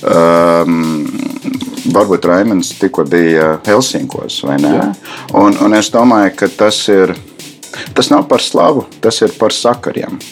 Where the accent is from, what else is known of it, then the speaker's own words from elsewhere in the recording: United States; Latvian is a second language; moved away as an adult; also born or lived in Baltic states; now in Latvia; es esmu amerikānis pēc tautības, yeah. uh, dzīvoju diezgan ilgi Baltijas valstīs, bet uh, tā skolas gadi uh, bija pagājuši tur Eh, Amerika.